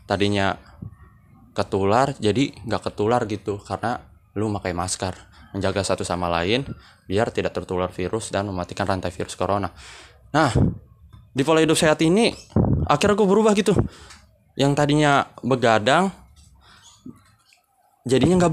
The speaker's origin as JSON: {"language": "Indonesian", "town": "Bekasi", "region": "West Java", "country": "Indonesia", "said": "saya dari Bekasi."}